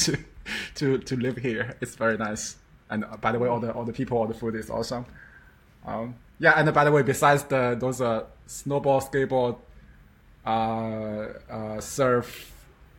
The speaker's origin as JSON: {"language": "English", "country": "China", "tie": "born or raised there", "moved": "yes", "said": "China is my hometown"}